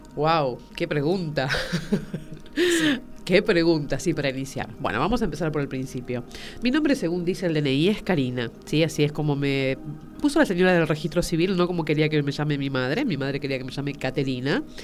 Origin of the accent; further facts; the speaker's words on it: Tucumán, Argentina; also born or lived in Buenos Aires; yo nací en Buenos Aires, pero me fui a vivir a Tucumán